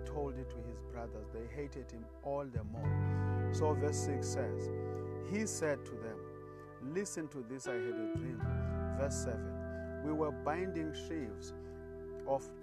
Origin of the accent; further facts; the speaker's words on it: South Africa; I come all the way from South Africa